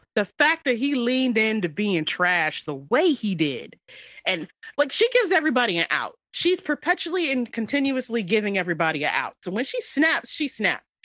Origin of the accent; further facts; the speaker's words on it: United States; first language English; an American whose only language they speak is English